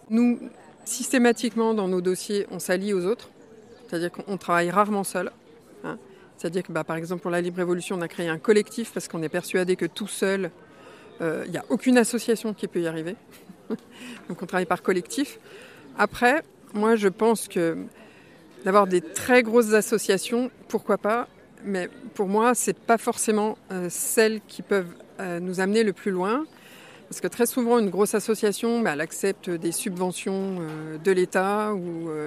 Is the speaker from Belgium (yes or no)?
no; Pyrenees, France; parce que nous on vient des Pyrénées, on est de peau.